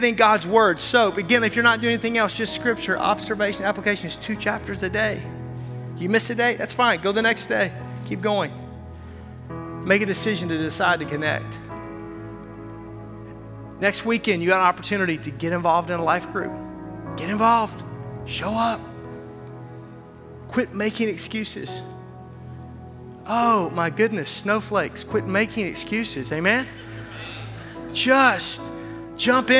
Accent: Arkansas, United States; moved away as an adult; also born or lived in Wisconsin; now in Milwaukee, United States; I'm from Arkansas, and I've lived here for 20 years

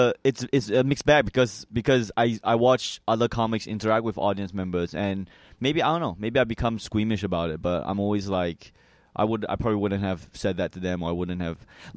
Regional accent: New Hampshire, United States; also born or lived in Malaysia; I was born in Malaysia, and then I moved to New Hampshire when I was 3 years old.

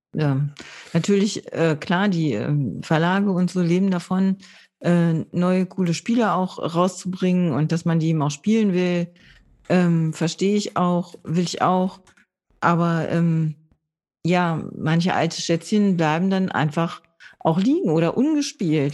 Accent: Low German-speaking area, Northern Germany, Germany; ich bin da in der Gegend aufgewachsen, wo man Plattdeutsch gesprochen hat

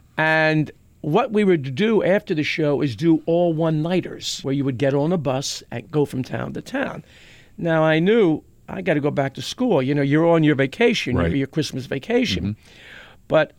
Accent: Philadelphia, Pennsylvania, United States; Growing up in South Philadelphia

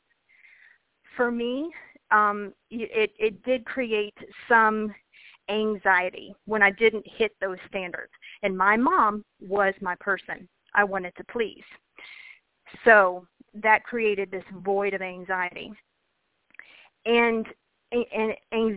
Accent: Kentucky, United States; I grew up in Kentucky

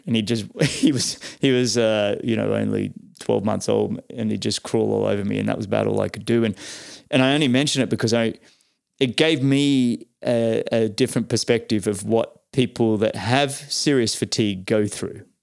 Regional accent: Sydney, New South Wales, Australia; I grew up in Mossman, and, and for peop, for listeners, Pete and I actually grew up in, on the northern side of Sydney.

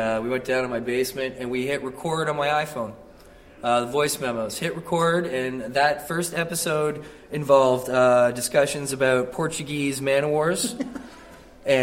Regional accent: Canada; I'm from Canada.

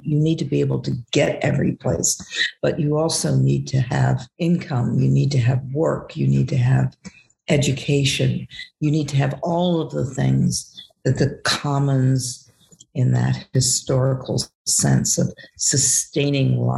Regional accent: Cincinnati, Ohio, United States; the neighborhood where I grew up in Cincinnati, Ohio

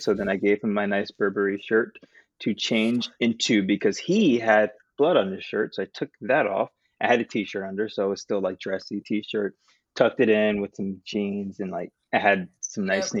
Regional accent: New Jersey, United States; moved away as an adult; also born or lived in Queens, New York City; I'm from Jersey

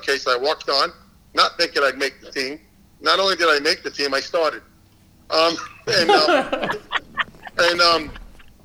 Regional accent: New York, United States; I'm an Italian from New York

